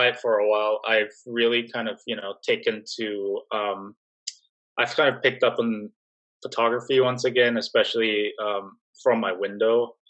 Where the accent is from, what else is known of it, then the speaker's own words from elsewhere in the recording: Singapore; moved away as an adult; also born or lived in New York / Miami; I was born and raised in Singapore.